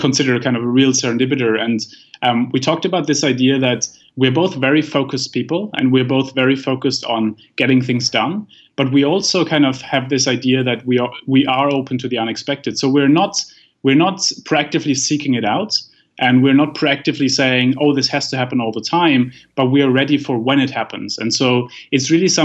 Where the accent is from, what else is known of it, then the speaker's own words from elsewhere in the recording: Germany; I come from Germany